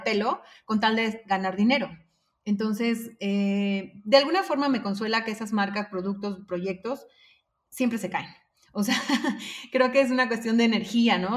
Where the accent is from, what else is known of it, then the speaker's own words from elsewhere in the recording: Mexico; como mexicanos